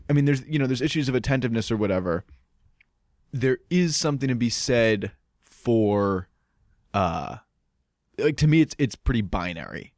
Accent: Holliston, Massachusetts, United States; I'm from Holliston

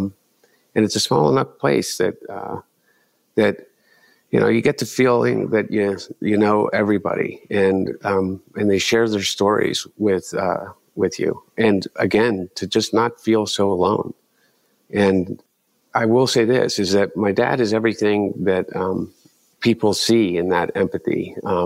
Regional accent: Delaware, United States; growing up in Delaware

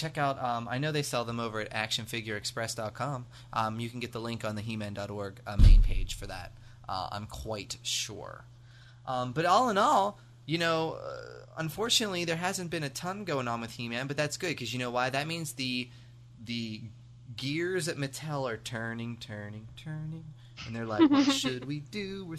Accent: United States; accent: American; But to people overseas, I obviously sound American.

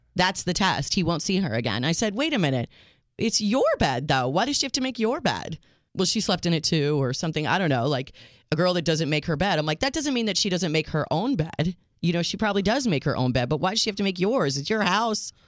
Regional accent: Chicago, Illinois, United States; accent: Chicago; my accent is all Chicago

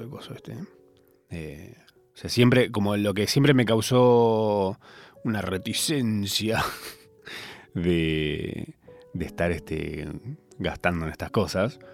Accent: Argentina; Yo soy argentino

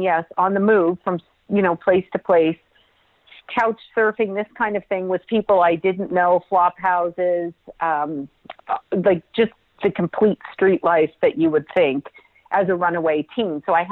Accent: Toronto, Ontario, Canada; but yes, I was born in Toronto, Canada, which is my homeland, my home people.

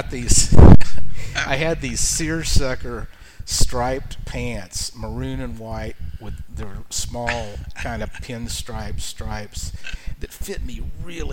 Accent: Fort Worth, Texas, United States; moved away as an adult; also born or lived in Denton, Texas / Nashville, Tennessee / Austin, Texas; I grew up in Fort Worth

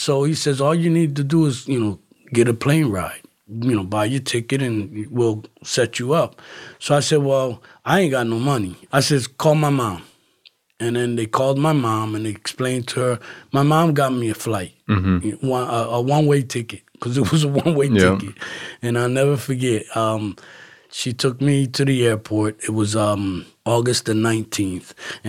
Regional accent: Philadelphia, Pennsylvania, United States; And I said, listen, I'm from Philly. I showed him my ticket because I left from Philadelphia.

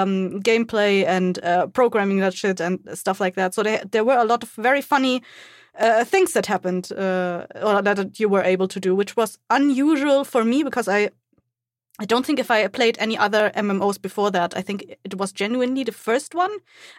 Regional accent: Germany; I'm from Germany.

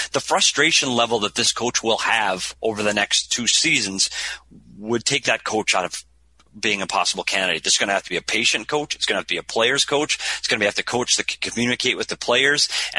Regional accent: Minnesota, United States; one of the best places to get pizza in the entire state of Minnesota, my home state.

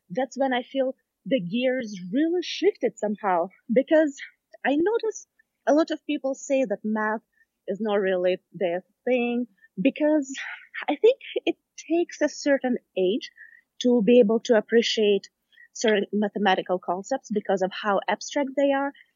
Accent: Smolensk, Smolensk Oblast, Russia; moved away as an adult; now in San Francisco, United States; originally, I'm from Russia, Smolensk

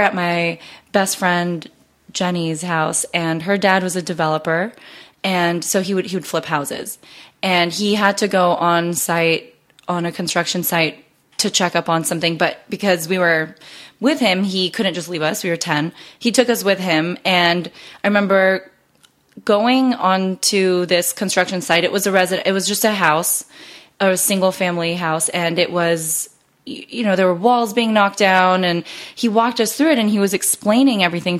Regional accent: Los Gatos or San Jose, California, United States; growing up in Los Gatos or San Jose, California

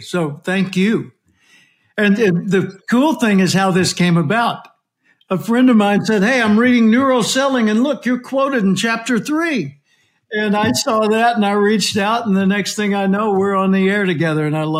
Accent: Little Rock, Arkansas, United States; also born or lived in California; now in Austin, United States; I was born in Little Rock, Arkansas. I live in Austin, Texas today, and was in California for 37 years. But I was born in Little Rock.

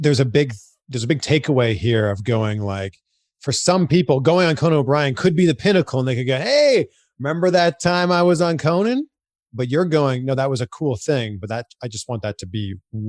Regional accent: Canada; I'm from Canada.

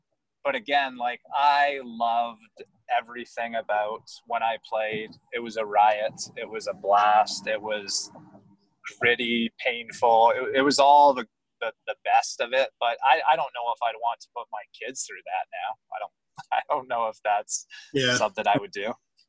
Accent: Canada; I grew up in Canada and there was some ice around me and my family played hockey

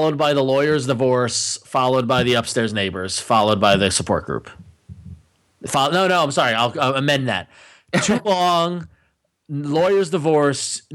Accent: New York City, New York, United States; As a New Yorker

